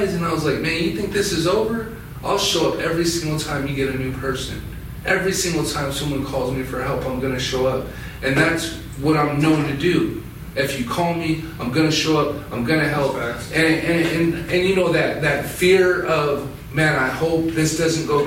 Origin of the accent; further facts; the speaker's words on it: Wind River Reservation, Wyoming, United States; I grew up off and on the Wind River Reservation my whole life, you know, like all through high school and my young adult years